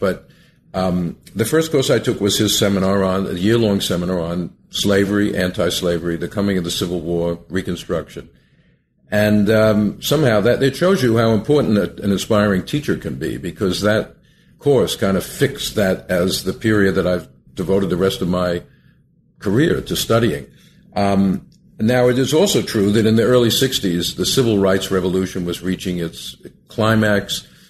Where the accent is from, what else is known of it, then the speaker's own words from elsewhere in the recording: Long Island, New York, United States; Well, I grew up in Long Island, a suburb of New York City, and when I was a youth, my aim was really to become a scientist.